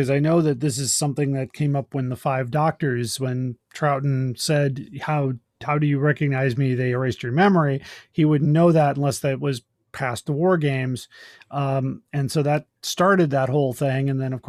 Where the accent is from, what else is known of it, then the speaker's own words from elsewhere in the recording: Scotland, United Kingdom; I'm Scottish.